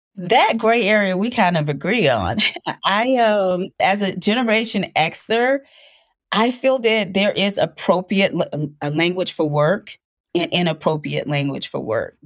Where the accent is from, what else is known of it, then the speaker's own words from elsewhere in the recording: Panama City, Florida, United States; I was raised in Panama City, Florida